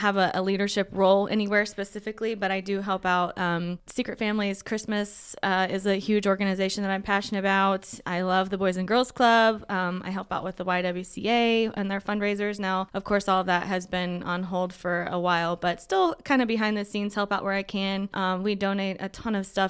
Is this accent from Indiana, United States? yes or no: yes; Muncie, Indiana, United States; also born or lived in Minnesota; grew up here in Muncie. We were around until I was in about second grade, and then my family moved off to Minnesota, and we were gone till about fifth grade. But I've been here